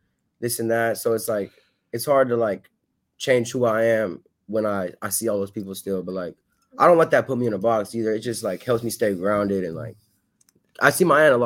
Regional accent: Modesto, California, United States; born or raised there; moved away

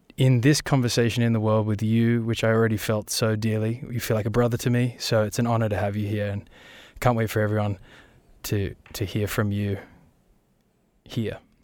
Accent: Australia; we're Australian

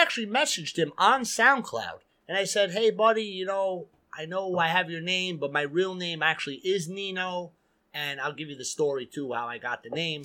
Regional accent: New York City, New York, United States; growing up in Queens

